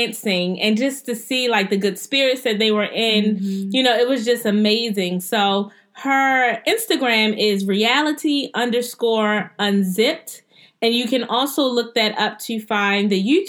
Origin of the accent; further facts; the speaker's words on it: Baltimore, Maryland, United States; we're from Baltimore